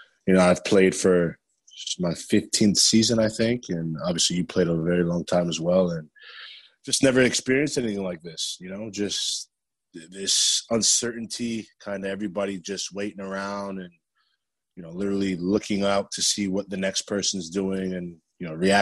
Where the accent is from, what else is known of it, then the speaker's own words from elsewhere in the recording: South Florida, United States; also born or lived in Livingston, New Jersey / Boca Raton, Florida; I really grew up in South Florida for the most part.